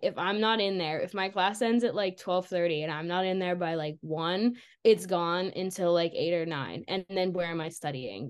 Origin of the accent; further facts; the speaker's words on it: Pittsburgh, Pennsylvania, United States; moved away as an adult; now in Los Angeles, United States; I'm from Pittsburgh